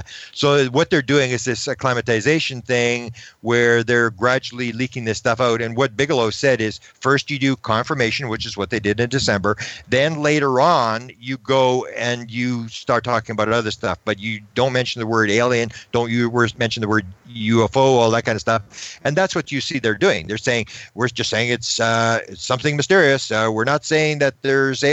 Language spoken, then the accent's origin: English; Canada; I'm from Canada